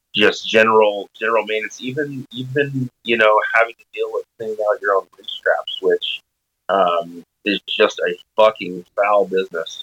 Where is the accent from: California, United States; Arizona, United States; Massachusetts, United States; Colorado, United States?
Arizona, United States; also born or lived in Washington; now in Seattle, United States; I'm from Arizona